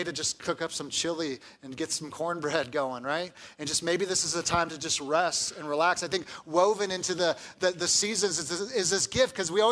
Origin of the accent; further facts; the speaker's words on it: Southern California, United States; moved away; I grew up in Southern California, where we have mild weather